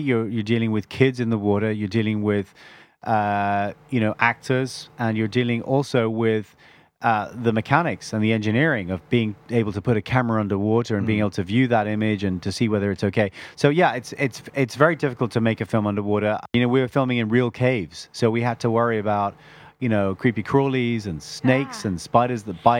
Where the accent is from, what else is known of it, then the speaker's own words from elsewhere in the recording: Bangkok, Thailand; born there; also born or lived in Ireland; As you said before, my father's actually Irish and my mother's Thai. And although I was born in Bangkok, I was also educated abroad.